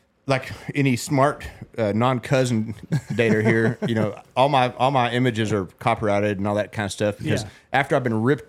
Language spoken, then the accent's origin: English; West Texas, United States; I'm from West Texas.